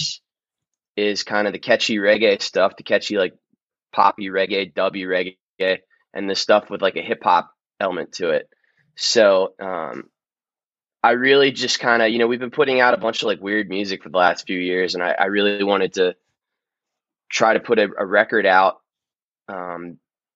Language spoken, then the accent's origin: English; Maryland, United States; I'm very, very proud to be from Maryland